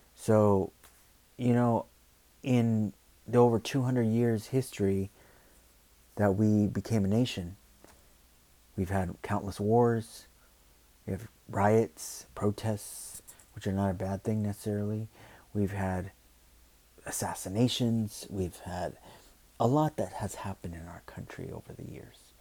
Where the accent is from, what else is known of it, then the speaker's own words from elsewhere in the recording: United States; who we are, what we stand for as Americans.